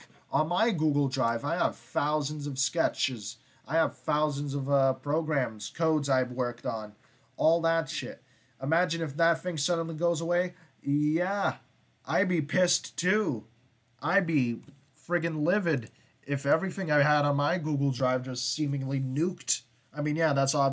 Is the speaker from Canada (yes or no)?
yes; Canada; I'm Canadian